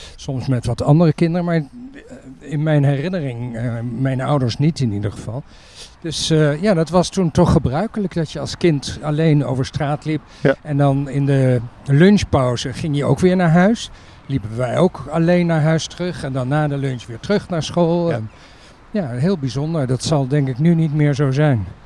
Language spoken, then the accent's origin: Dutch; Utrecht, Netherlands; daar ehm, ben ik geboren, min of meer in ieder geval opgegroeid tot mijn dertiende